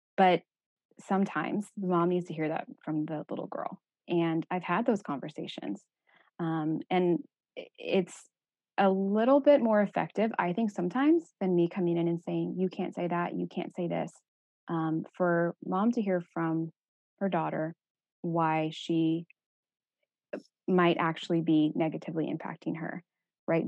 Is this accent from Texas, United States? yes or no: yes; Texas, United States; moved away as an adult; I'm from Texas